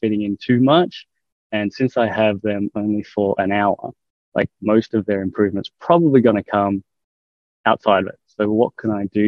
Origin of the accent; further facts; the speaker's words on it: Australia; I'm from Australia